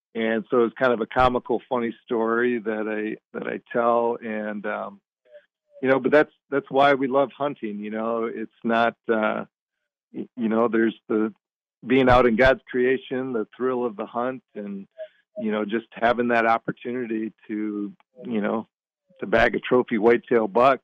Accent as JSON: {"language": "English", "region": "Michigan", "country": "United States", "tie": "born or raised there", "said": "I grew up in Michigan"}